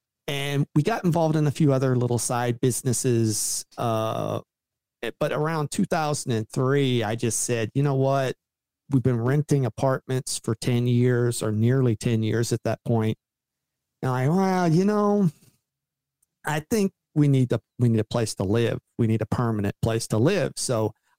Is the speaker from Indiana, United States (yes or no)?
yes; southern Indiana, United States; moved away as an adult; also born or lived in Louisville, Kentucky; I was born in Kentucky. Louisville, Kentucky, and I was raised most of my childhood in southern Indiana